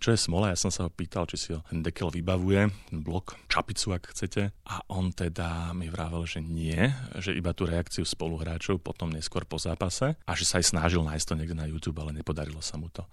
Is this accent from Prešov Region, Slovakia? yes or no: no; Pezinok, Bratislava Region, Slovakia; som s ním začínal ako malý chlapec v Pezingu